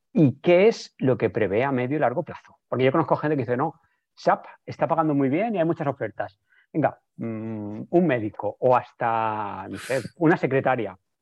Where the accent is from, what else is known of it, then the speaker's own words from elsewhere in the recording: Barcelona, Catalonia, Spain; los que somos de Barcelona